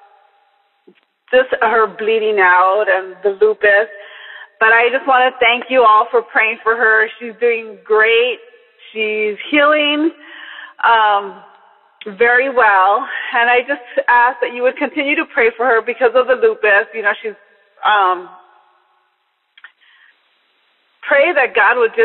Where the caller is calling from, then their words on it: Los Angeles, California, United States; I'm calling from Los Angeles, California